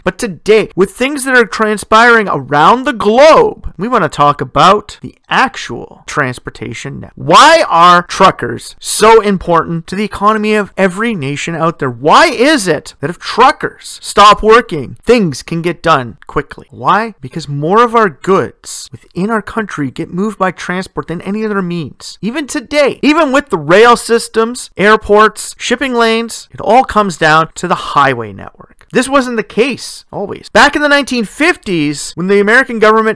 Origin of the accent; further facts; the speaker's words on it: Sudbury, Ontario, Canada; in my hometown